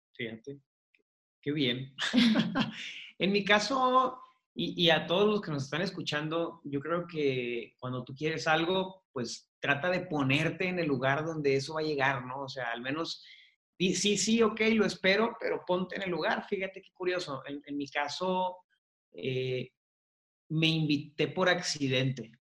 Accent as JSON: {"language": "Spanish", "town": "Hermosillo", "region": "Sonora", "country": "Mexico", "said": "yo soy de Hermosillo"}